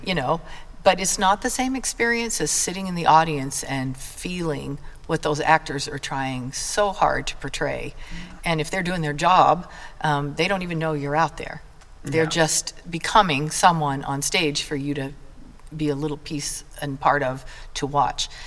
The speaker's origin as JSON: {"language": "English", "town": "Blackfoot", "region": "Idaho", "country": "United States", "said": "I'm from Blackfoot, um, we are known literally nationwide for the almighty thing that we grow here, and that's the potato."}